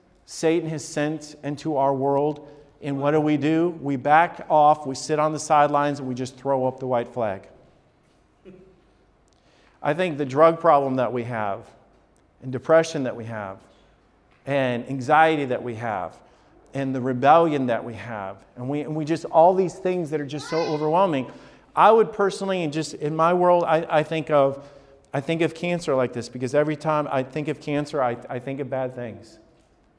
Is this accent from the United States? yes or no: yes; Huntsville or Decatur, Alabama, United States; now in Columbus, United States; I grew up in Huntsville or Decatur, Alabama